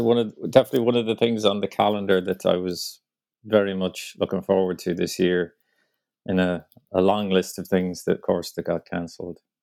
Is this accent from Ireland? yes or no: yes; Ireland; moved away as an adult; now in New York, United States; I did manage to sneak in one trip back home to Ireland last month